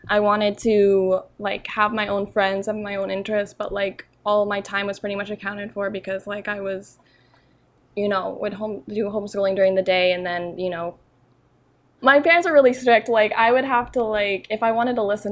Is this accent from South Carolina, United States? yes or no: no; Central Florida, United States; I grew up in Central Florida